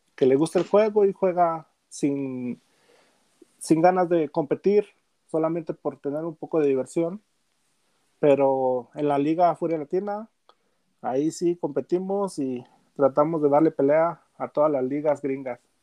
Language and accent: Spanish; Gómez Palacio, Durango, Mexico; now in Denver, United States; soy de de Gómez Palacio Durango, la comarca lagunera.